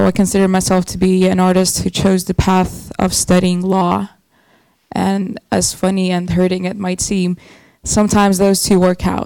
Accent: Narva, Ida-Viru County, Estonia; I'm from Estonia, from Narva.

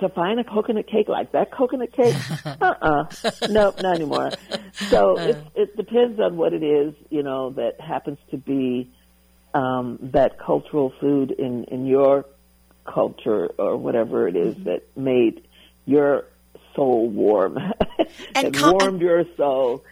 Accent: the South, United States; growing up in the South

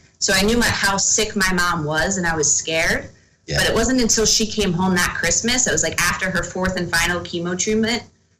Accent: Hamilton, New Jersey, United States; also born or lived in Cherry Hill; we were living in Cherry Hill at the time and I was training in Cherry Hill. So I'm from Hamilton up here.

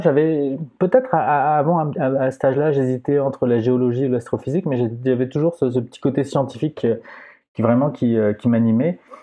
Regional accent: Aix-en-Provence, Provence-Alpes-Côte d'Azur, France; accent: French; moved away as an adult; now in Quebec, Canada; Je viens d'Aix-en-Provence

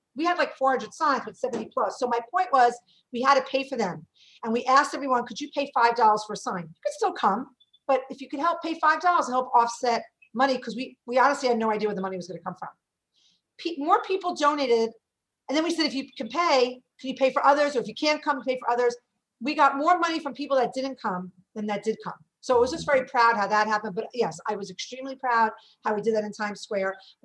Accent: New York City, New York, United States; I'm from Brooklyn

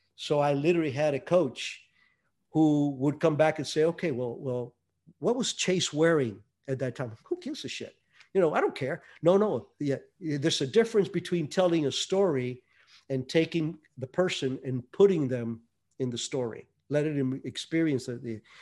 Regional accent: Hialeah, Florida, United States; also born or lived in Cuba; me growing up in Hialeah

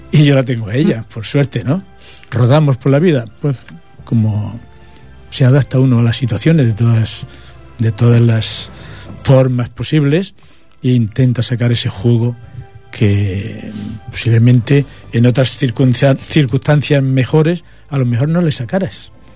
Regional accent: Jerez del Marquesado, Andalusia, Spain; moved away as an adult; also born or lived in Santa Fe, Granada; now in Barcelona, Spain; yo soy de Granada, tengo esa suerte, aunque soy también catalán

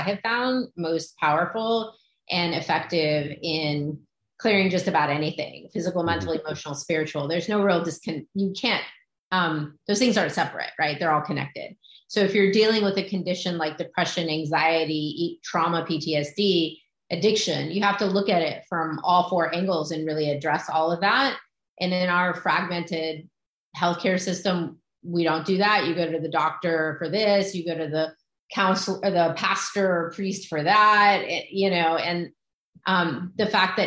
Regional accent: East Coast, New York, United States; I grew up on the East Coast, New York

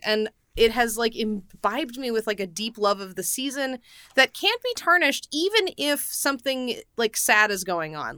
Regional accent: United States; I'm a human being and American

